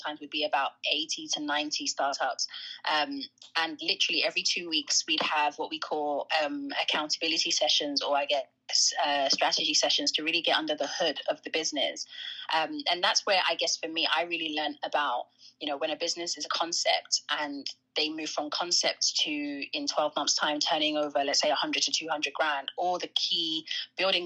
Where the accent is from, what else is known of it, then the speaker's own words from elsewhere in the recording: London, United Kingdom; I grew up in London. I grew up specifically in North London, in an area called Tottenham